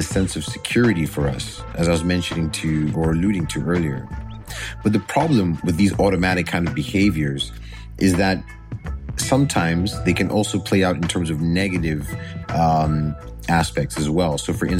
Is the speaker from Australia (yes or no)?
no; Botswana; also born or lived in Nigeria; I'm originally from Botswana and Nigeria.